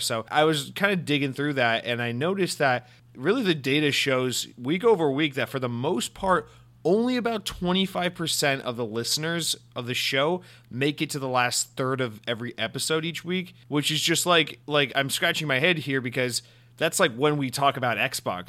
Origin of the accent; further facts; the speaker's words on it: Atlanta, Georgia, United States; I'm from Atlanta, Georgia, home of Coca-Cola